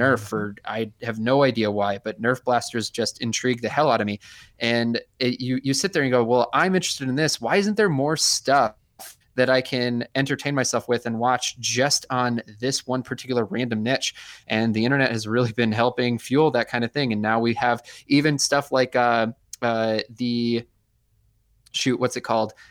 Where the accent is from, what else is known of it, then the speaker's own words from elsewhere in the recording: Ann Arbor, Michigan, United States; now in Rochester, United States; I was born in Ann Arbor, Michigan. I moved away